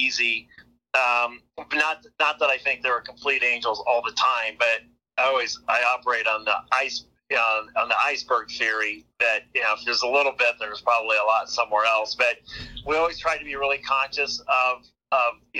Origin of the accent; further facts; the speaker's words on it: a farm an hour north of Omaha, Nebraska, United States; also born or lived in Ohio; I grew up an hour north of here on a farm